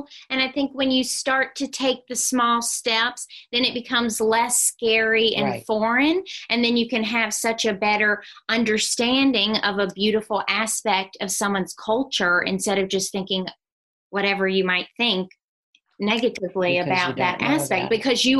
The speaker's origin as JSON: {"language": "English", "region": "the South", "country": "United States", "accent": "Southern", "said": "they probably would have thought I was racist having my true Southern accent."}